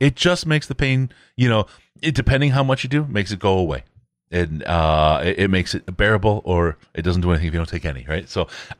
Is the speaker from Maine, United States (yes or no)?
no; Michigan, United States; moved away; When I was growing up in Michigan